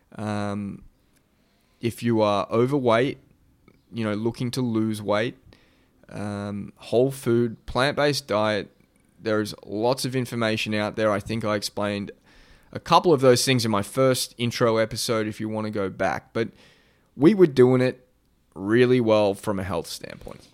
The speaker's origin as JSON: {"language": "English", "country": "Australia", "said": "being an Aussie"}